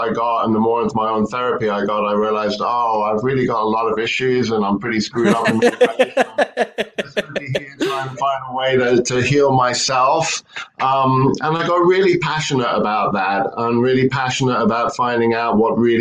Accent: London, United Kingdom; moved away as an adult; now in San Francisco, United States; back in England, where I grew up in London

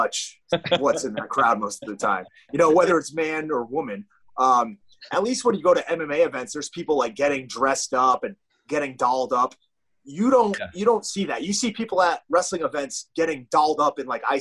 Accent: New England, United States; I'm from New England

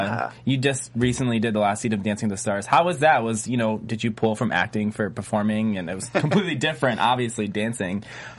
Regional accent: Detroit, Michigan, United States; I'm from Michigan.

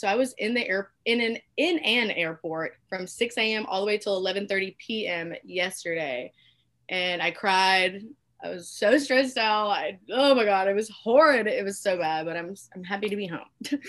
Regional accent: Alabama, United States; I'm from Alabama. Been born and raised here. Been here my whole life. And I go to a school here.

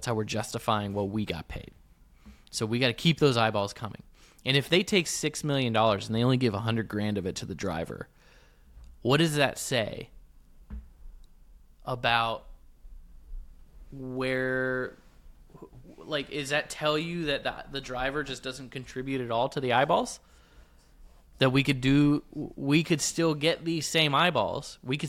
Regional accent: Midwest, United States; Where I come from, I grew up in the Midwest, so we're, you know, sometimes we're awfully simple folk

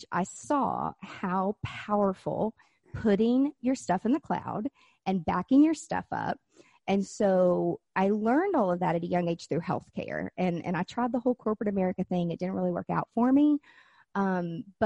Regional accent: Nashville, Tennessee, United States; moved away; also born or lived in Florida; I've lived in Florida and I'm from Nashville, Tennessee

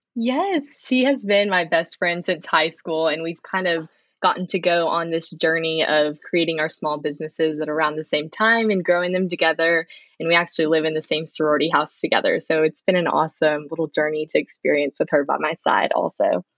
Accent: Frisco, Texas, United States; moved away as an adult; also born or lived in Plano, Texas; I'm from Frisco, Texas. It's kind of in the Dallas area. Um, I was born in Plano, which, but I've always just been in the Dallas suburb area.

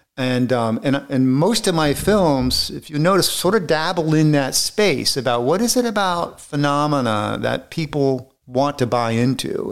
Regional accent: Florida, United States; moved away; I grew up in Florida, so I'm, I'm used to the heat

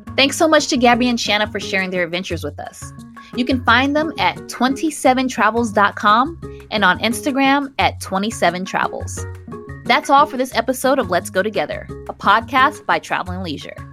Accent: Chicago, Illinois, United States; now in Los Angeles, United States; And I live in Los Angeles, and I'm from Chicago

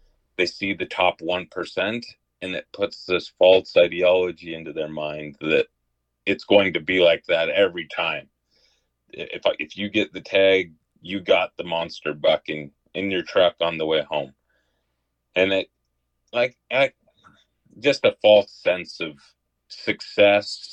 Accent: Southwest Utah, United States; I grew up in Southwest Utah most of my life, and so I'm a desert guy.

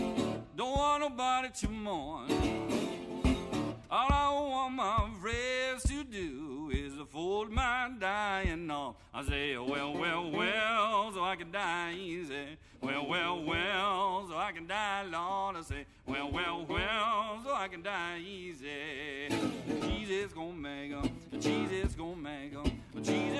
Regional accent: Hawaii, United States; also born or lived in West Point, New York; I was born in West Point, New York. Actually, going back up there to a couple football games with my dad. He's still involved there. He's a West Pointer. And then we moved to Hawaii when I was two.

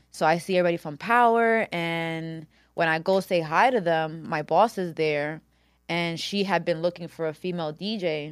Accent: Yonkers, New York, United States; also born or lived in Washington Heights, New York City; I moved to Yonkers when I was four

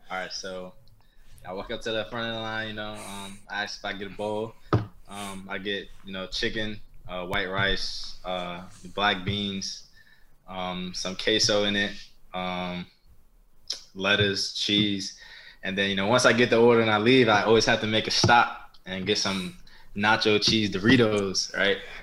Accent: New York, United States; I was from New York.

